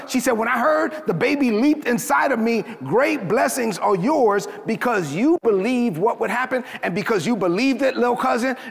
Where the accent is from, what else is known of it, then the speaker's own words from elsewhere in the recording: New York City, New York, United States; I grew up in East New York, Brooklyn. I'm a Dominican kid from Brooklyn, son of immigrants from the Dominican Republic